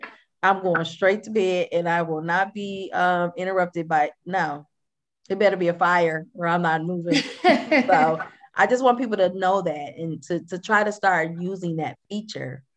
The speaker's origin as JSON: {"language": "English", "town": "Flint", "region": "Michigan", "country": "United States", "moved": "yes", "said": "I'm from Flint, Michigan."}